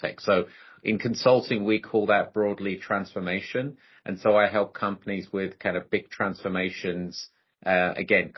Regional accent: London, United Kingdom; moved away as an adult; also born or lived in Delhi, India; now in United States; I'm Indian as well from Delhi, grew up in London, been living in the US for the last 21 years

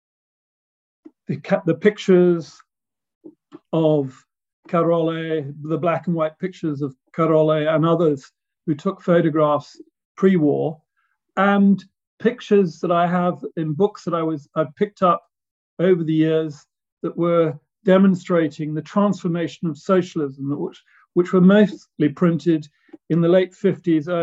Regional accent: England, United Kingdom; moved away as an adult; now in Slovakia; I'm British

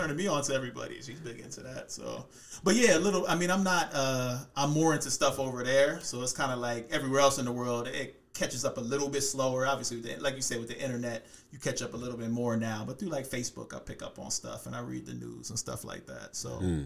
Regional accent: United States; first language English; moved away as an adult; now in Thailand; English, because I'm from America

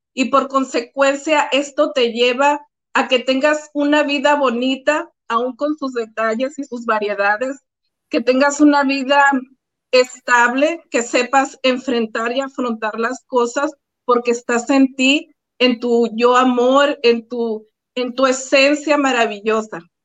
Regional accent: Álamos, Sonora, Mexico; Yo soy originaria de Álamo, Sonora, México, mi pueblo querido, maravilloso.

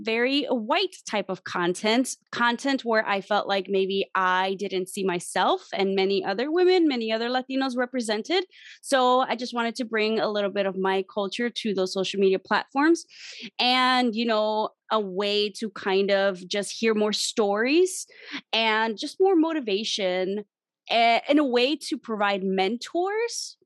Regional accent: Chicago, Illinois, United States; I am from Chicago, specifically the Little Village neighborhood on the South Side.

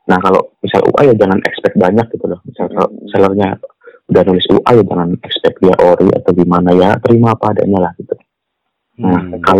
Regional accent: West Java, Indonesia; sama gue orang Sunda gue zaman

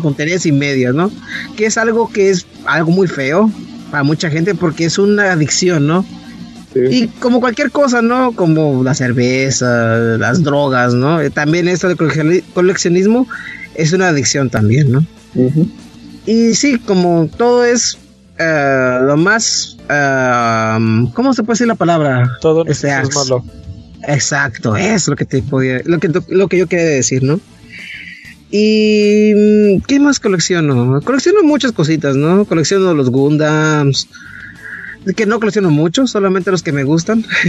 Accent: northern border, Mexico; moved away; yo crecí en la frontera

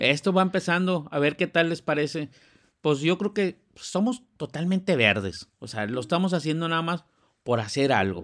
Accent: Monterrey, Nuevo León, Mexico; los que somos de Monterrey

